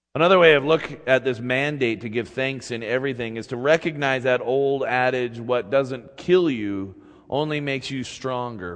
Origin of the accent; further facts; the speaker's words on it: Utah, United States; moved away as an adult; also born or lived in Seattle; growing up in Utah has always been a mixed bag of blessing and curses. On the one hand, I grew up feeling like an outsider